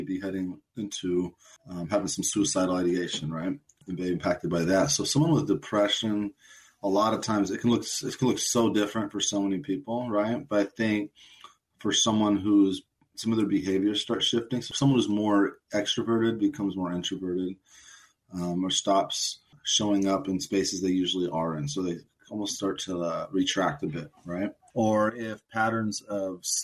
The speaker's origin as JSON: {"language": "English", "town": "Portland", "country": "United States", "tie": "born or raised there", "said": "I was born and raised in Portland."}